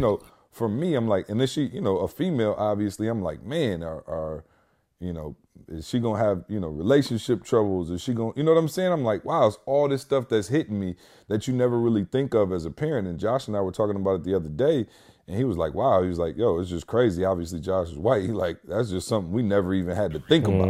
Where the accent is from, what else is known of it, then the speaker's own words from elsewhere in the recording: Lansing, Michigan, United States; now in Georgia, United States; Lansing, my hometown